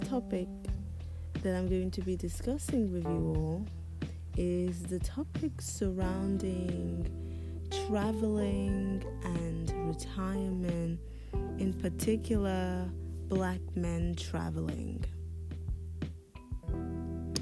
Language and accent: English; United Kingdom; also born or lived in Democratic Republic of the Congo / Nigeria / Côte d'Ivoire / Paris, France; Prior to coming to the UK with my mother when I was 6 years old